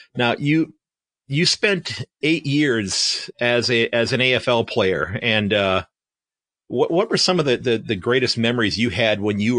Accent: Sandusky, Ohio, United States; from Sandusky, Ohio, and I'm thrilled that my guest is able to join us this morning.

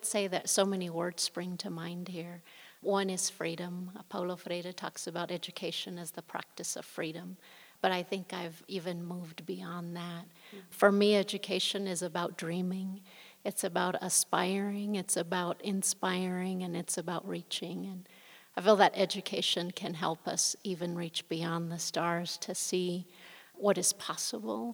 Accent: Denver, Colorado, United States; also born or lived in Mexico; I was born in Mexico. My parents brought me to the U.S. when I was just an infant. And I grew up in the Denver area on the north side.

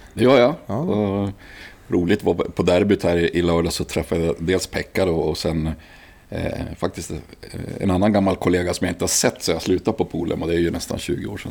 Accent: Gävle, Gävleborg County, Sweden; also born or lived in Uppsala; Jag är född i Uppsala, sen bodde jag ja, bott lite här och där. Men växte upp i Sätra

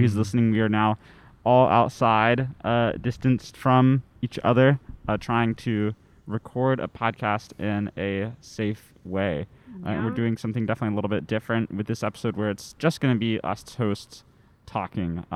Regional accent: Western North Carolina, United States; I'm from Western North Carolina, sort of like near the border of Tennessee, which is not a super racially diverse place, especially in like the specific area of the county that I grew up

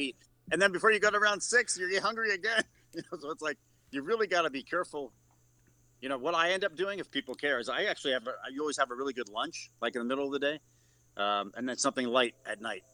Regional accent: New York City, New York, United States; I was born in Pelham Bay in the Bronx

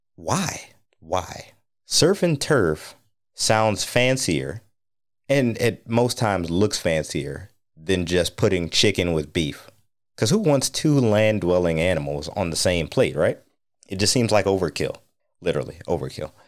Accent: North Ohio on Lake Erie, United States; now in DC, Maryland, Virginia area, United States; I grew up in North Ohio on Lake Erie

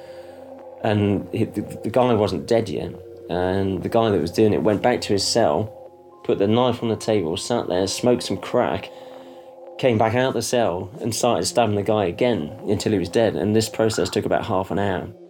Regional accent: Stroud, South West England, United Kingdom; moved away as an adult; also born or lived in Cardiff; my hometown of Stroud

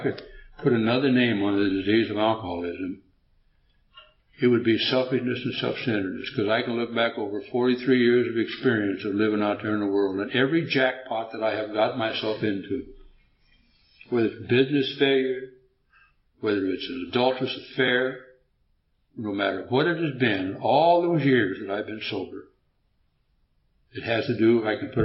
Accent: United States; I'm an American and I don't understand much Swedish

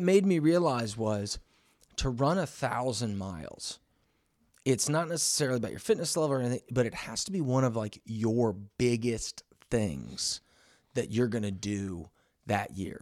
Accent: Missouri, United States; this little camping dude from Missouri

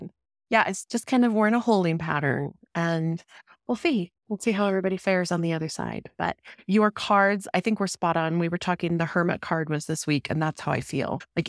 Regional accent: Denver, Colorado, United States; my home state, like Denver, where I grew up.

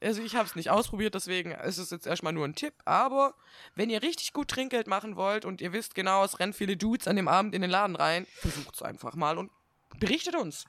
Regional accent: Swabia, Baden-Württemberg, Germany; accent: Swabian; now in Northern Germany, Germany; dann gehe ich wieder in dieses Schwäbeln zurück

